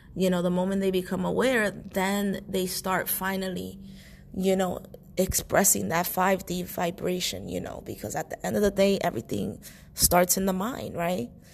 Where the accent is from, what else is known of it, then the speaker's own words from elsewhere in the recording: New York City, New York, United States; I was born and raised in New York City